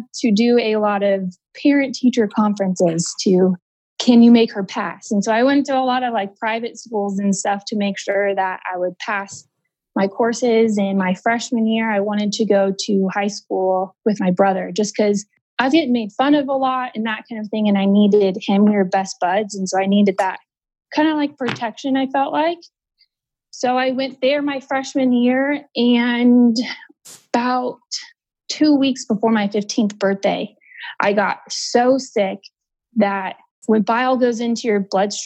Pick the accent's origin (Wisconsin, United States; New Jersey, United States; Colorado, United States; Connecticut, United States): Colorado, United States; Denver; now in Houston, United States; I'm from Denver, but we live in Houston right now